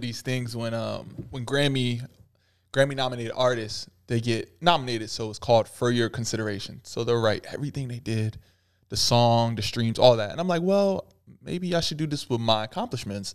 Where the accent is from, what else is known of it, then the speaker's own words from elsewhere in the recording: Pennsylvania, United States; I was from Pennsylvania